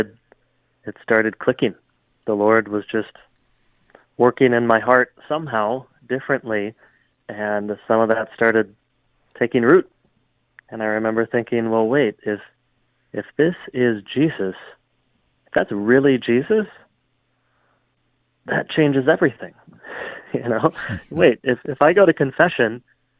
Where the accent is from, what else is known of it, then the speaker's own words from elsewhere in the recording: Hudson, Wisconsin, United States; I grew up in Hudson, Wisconsin